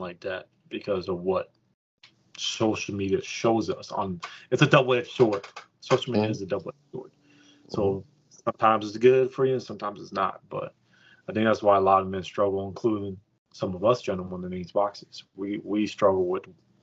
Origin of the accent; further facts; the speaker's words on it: California, United States; moved away as an adult; now in Texas, United States; I'm from California